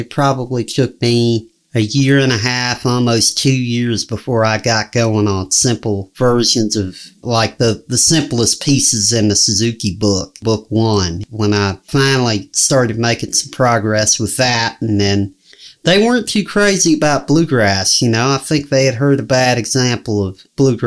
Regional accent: Henryville, Indiana, United States; also born or lived in Kentucky; my hometown, Henryville

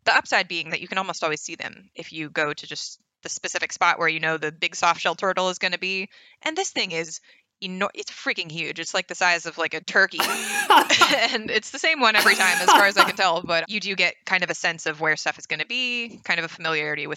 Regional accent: Northeast, United States; moved away as an adult; also born or lived in West Coast; now in New Orleans, United States; I'm from the Northeast

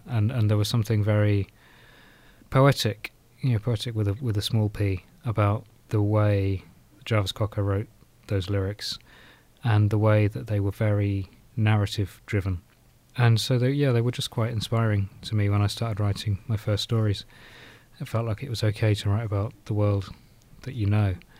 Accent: South Norfolk, East of England, United Kingdom; now in Nottingham, United Kingdom; I grew up in South Norfolk

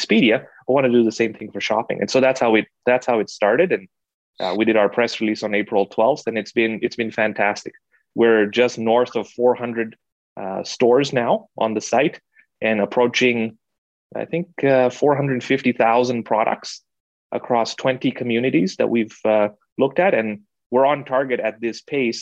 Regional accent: Kenya; moved away; I was born and raised in Kenya

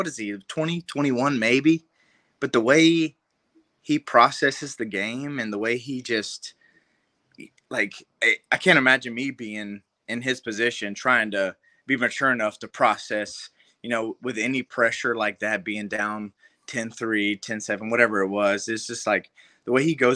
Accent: Warner Robins, Georgia, United States; I'm from Warner Robins, Georgia, where it's like Houston County. Like, that's where I'm from

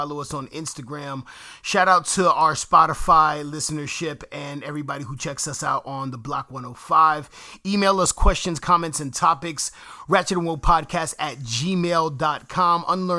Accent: New York, United States; accent: New York; People make fun of my New York accent

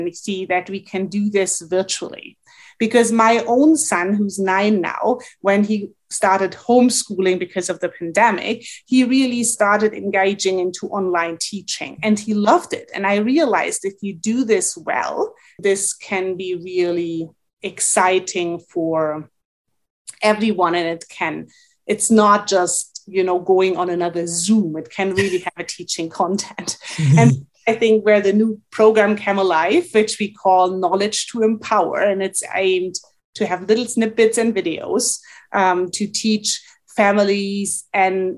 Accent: Germany; moved away as an adult; also born or lived in Montreal, Canada; now in Alberta, Canada; went back to Germany, which is my home country

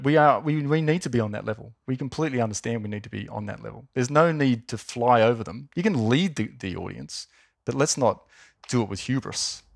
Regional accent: Wollongong, New South Wales, Australia; I grew up in Wollongong

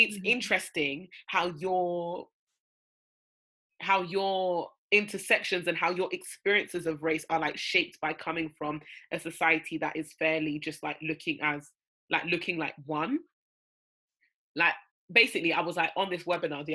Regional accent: Nigeria; we're both Nigerian

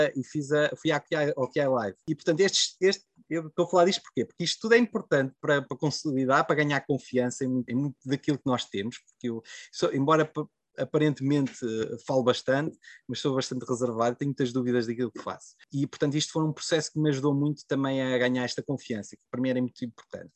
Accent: Covilhã, Centro, Portugal; eu sou da, da Covilhã, portanto, na, ali na encosta da Serra da Estrela.

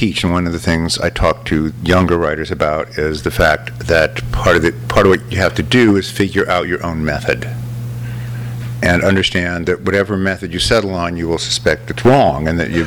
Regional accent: Los Angeles, California, United States; LA is my hometown

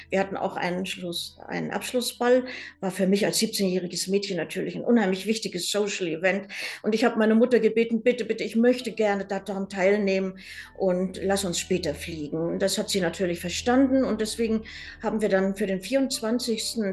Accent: Lima, Peru; Meine Eltern haben dann in Peru geheiratet und ähm, ja, ihr weiteres Leben dort verbracht. Und ich bin dann in Lima zur Welt gekommen und dort auch zur Schule gegangen.

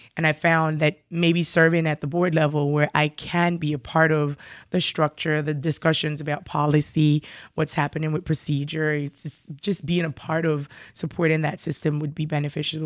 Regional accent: Jamaica; moved away as an adult; also born or lived in New York City; now in Burlington County, United States; I was born and raised in Jamaica, West Indies, migrated to New York City, um, for graduate studies, uh, and I'm still here.

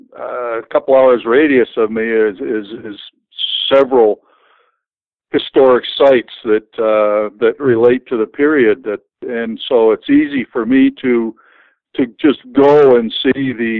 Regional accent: Vermont, United States; I was born and raised in Vermont

